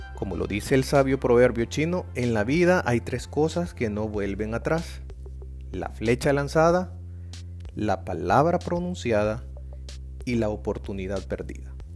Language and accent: Spanish; El Salvador; de El Salvador